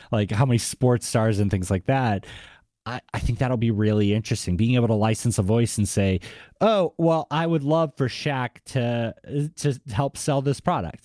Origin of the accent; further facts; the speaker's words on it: Boston, Massachusetts, United States; accent: Boston; my Boston accent